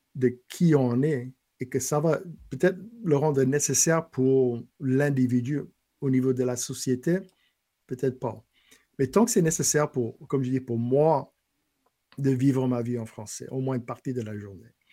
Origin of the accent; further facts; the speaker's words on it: lower Bayou Lafourche, Louisiana, United States; French is a second language; now in Lafayette, United States; en bas du bayou, Cut-Off, Gallian, Golden Meadow, là d'où je viens